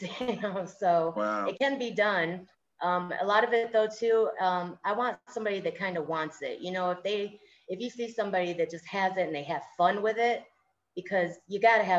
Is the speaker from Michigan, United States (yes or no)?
yes; Lansing, Michigan, United States; I am from Lansing, Michigan